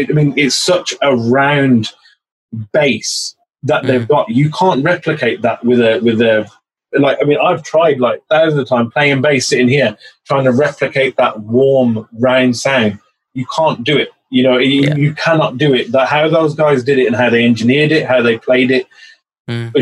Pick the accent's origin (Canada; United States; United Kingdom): United Kingdom; Birmingham, West Midlands; We're born and raised in Birmingham.